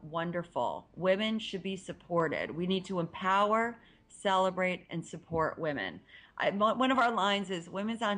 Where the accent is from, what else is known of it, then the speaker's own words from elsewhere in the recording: Ohio, United States; I'm from Ohio